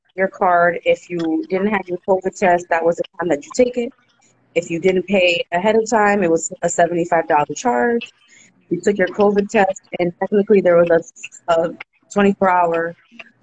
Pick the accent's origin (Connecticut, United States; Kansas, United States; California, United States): Connecticut, United States; Bridgeport; I'm from Bridgeport, Connecticut